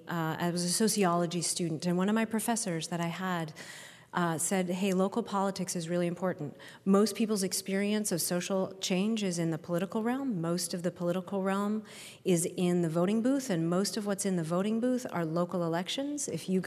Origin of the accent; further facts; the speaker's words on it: Minnetonka, Minnesota, United States; I was raised technically in Minnetonka, but I went to Wayzata High School, so I will claim it.